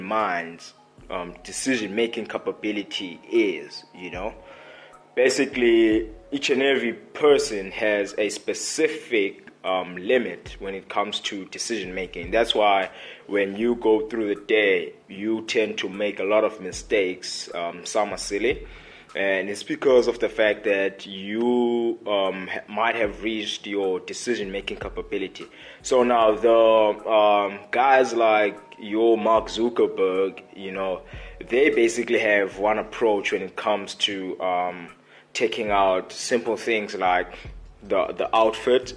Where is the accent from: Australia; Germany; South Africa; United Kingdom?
South Africa; Port Elizabeth, Eastern Cape; I'm a guy from Port Elizabeth. Port Elizabeth is just another small city that can be found in South Africa in the Eastern Cape